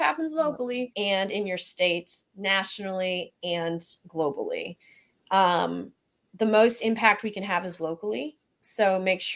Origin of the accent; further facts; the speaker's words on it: Mississippi, United States; accent: Southern; moved away; also born or lived in Florida / Syracuse; I grew up in Mississippi.